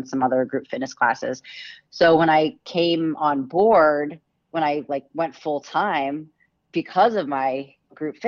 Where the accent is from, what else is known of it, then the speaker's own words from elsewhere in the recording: Massachusetts, United States; I'm originally from Massachusetts